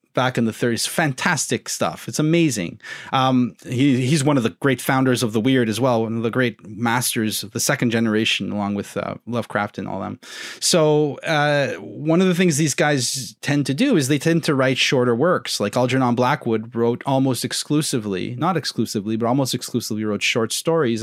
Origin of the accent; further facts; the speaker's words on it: Southern Ontario, Canada; I'm a Southerner